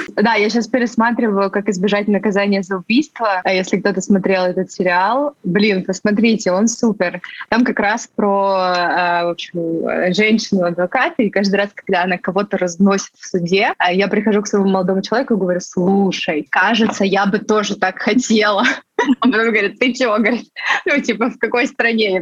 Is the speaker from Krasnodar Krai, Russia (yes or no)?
yes; Sochi, Krasnodar Krai, Russia; moved away; я вообще сама родом из Сочи